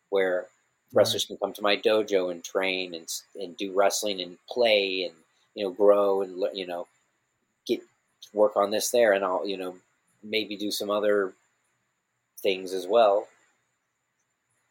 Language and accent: English; Missouri, United States; I was a kid when I grew up in Missouri